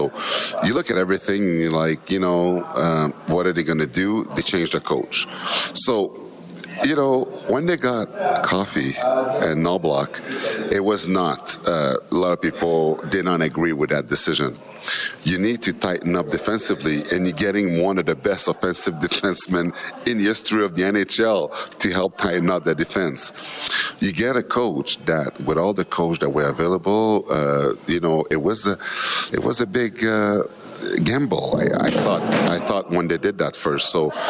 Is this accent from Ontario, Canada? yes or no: no; Montreal, Quebec, Canada; I grew up in Montreal